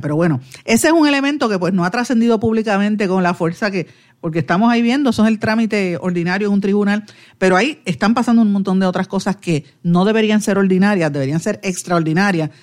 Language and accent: Spanish; Guaynabo, Puerto Rico; yo soy de Guaynabo